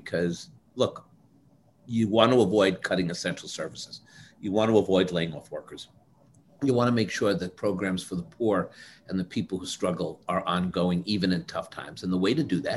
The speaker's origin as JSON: {"language": "English", "town": "New York City", "region": "New York", "country": "United States", "said": "as a New Yorker"}